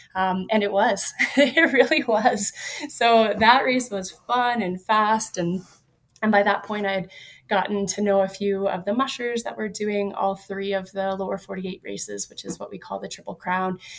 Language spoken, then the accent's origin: English; Yellowknife, Northwest Territories, Canada; also born or lived in Alaska; now in California, United States; I grew up in Yellowknife